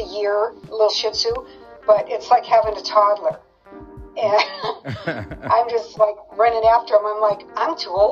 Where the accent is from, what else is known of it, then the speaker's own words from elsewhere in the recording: San Jose, California, United States; moved away as an adult; also born or lived in Lake Tahoe / Las Vegas, Nevada / Carlsbad, California; now in New Jersey, United States; Born and raised in California, San Jose, which is, Silicon Valley